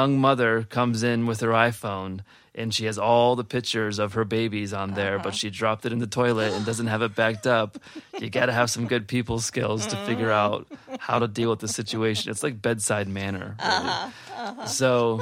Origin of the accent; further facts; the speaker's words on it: Cleveland, Ohio, United States; now in Pittsburgh, United States; Originally from Cleveland, Ohio. I usually keep that a secret, living in Pittsburgh, but I'm coming out of the closet that I am from Cleveland